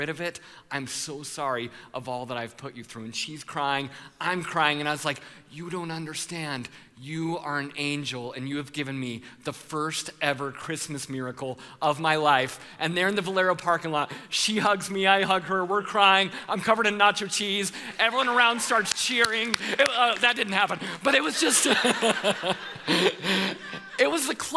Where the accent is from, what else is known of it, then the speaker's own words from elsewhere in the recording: Colorado, United States; I'm from Colorado